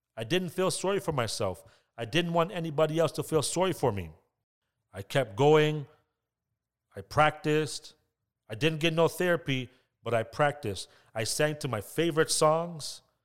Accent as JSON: {"language": "English", "town": "Toronto", "region": "Ontario", "country": "Canada", "tie": "born or raised there", "said": "growing up in Scarborough, I had hardships, I had ups and downs. I grew up in an area called Glamorgan."}